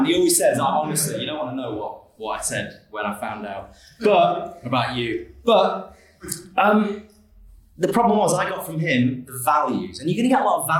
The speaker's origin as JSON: {"language": "English", "town": "Manchester", "region": "North West England", "country": "United Kingdom", "tie": "born or raised there", "also_born_or_lived": "Kettering", "said": "I was born in Kettering, and I grew up in around Cheshire in Manchester"}